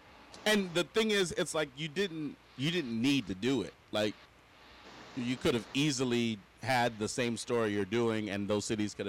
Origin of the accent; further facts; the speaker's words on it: Los Angeles, California, United States; I'm from the West Coast. I'm from LA.